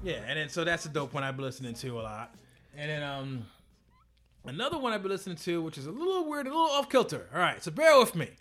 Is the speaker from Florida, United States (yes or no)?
no; New York City, New York, United States; I am from Brooklyn. I grew up in the crack era.